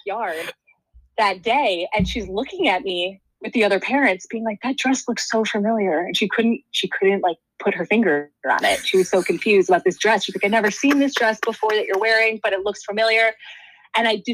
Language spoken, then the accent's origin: English; Wisconsin, United States; I grew up in Wisconsin in a relatively small town.